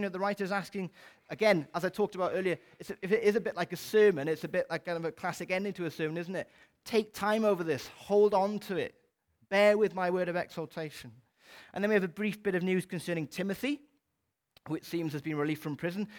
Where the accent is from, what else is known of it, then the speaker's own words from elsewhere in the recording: Wales, United Kingdom; as a Welsh person